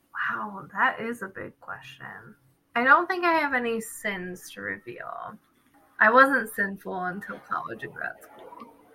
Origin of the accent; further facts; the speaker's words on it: New Jersey, United States; moved away; also born or lived in Nazareth; I'm from Jersey, but I came to Nazareth